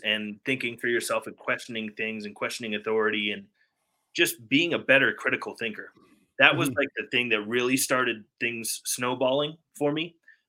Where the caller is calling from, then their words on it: Denver, Colorado, United States; Denver, Colorado.